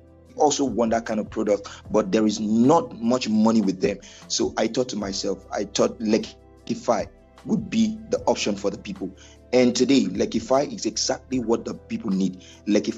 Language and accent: English; Lagos, Nigeria; also born or lived in Rivers State; I'm a Nigerian from Lagos State